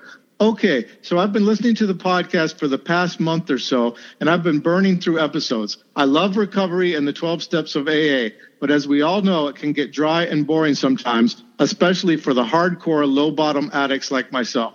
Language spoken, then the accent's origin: English; North Carolina, United States; my hometown in North Carolina